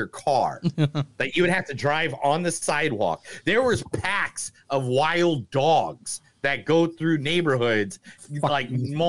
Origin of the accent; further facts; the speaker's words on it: Northern Indiana, United States; I'm from Northern Indiana.